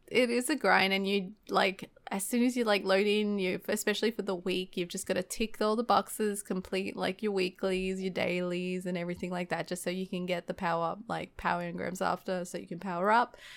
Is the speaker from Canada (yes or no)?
no; Australia; accent: fast-paced Australian; I'm actually really self-conscious about my, um, my accent. Um, especially when I have to order things and I always try to, like, articulate my words and try to slow down my fast-paced Australian talking.